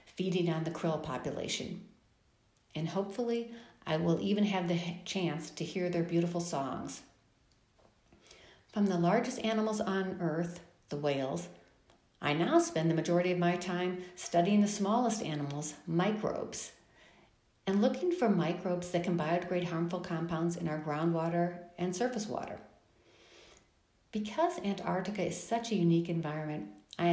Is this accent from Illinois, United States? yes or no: yes; Chicago, Illinois, United States; now in Phoenix, United States; Growing up in Chicago